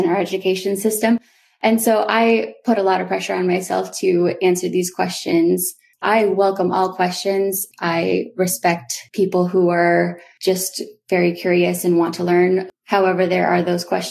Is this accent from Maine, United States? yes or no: yes; Old Town, Maine, United States; I did grow up on the Penobscot Nation, or otherwise known as Indian Island, which is a small island located in Old Town, Maine.